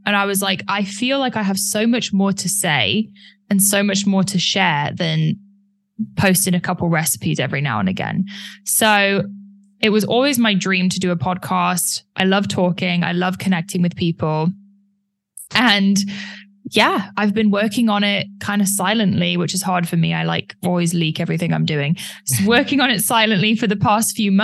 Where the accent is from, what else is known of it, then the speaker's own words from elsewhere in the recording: United Kingdom; I'm British, so I'm very polite.